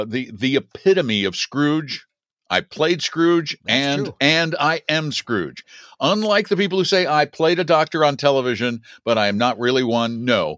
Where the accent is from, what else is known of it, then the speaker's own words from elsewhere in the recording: Boulder, Colorado, United States; I am, but not from Denver. I'm from Boulder